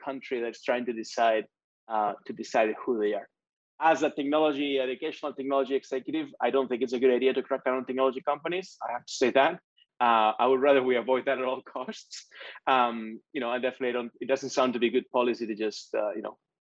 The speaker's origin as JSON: {"language": "English", "country": "Spain", "tie": "born or raised there", "moved": "yes", "said": "I grew up in Spain."}